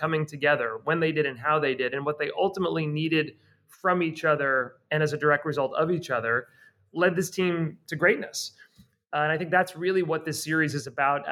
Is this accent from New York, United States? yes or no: yes; the New York area, United States; I grew up in the New York area